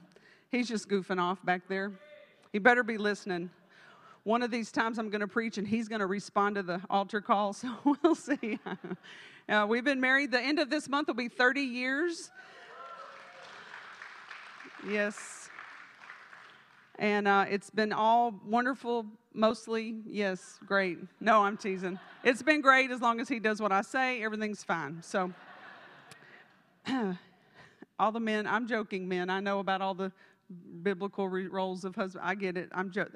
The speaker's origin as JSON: {"language": "English", "region": "Texas", "country": "United States", "said": "I'm from Texas"}